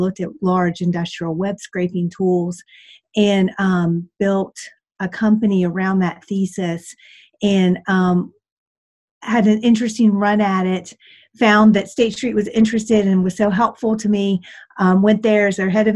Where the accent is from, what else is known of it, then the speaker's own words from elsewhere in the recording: West Virginia, United States; moved away as an adult; also born or lived in Washington, District of Columbia, United States / Boston; I started my days as a farm girl in West Virginia.